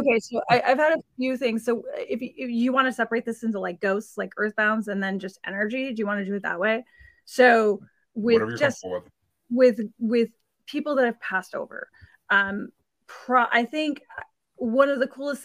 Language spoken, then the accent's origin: English; Sacramento, California, United States; moved away as an adult; also born or lived in border of Rhode Island and Connecticut; now in Rhode Island/Connecticut border, United States; my hometown in Sacramento, California